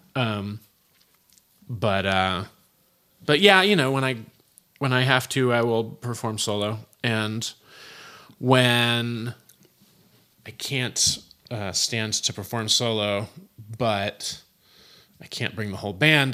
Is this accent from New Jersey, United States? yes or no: no; Berkeley, California, United States; also born or lived in San Francisco / Oakland / Albany, California; By the time I started kindergarten, I was in Berkeley, um, and I went to school there until I graduated Berkeley High.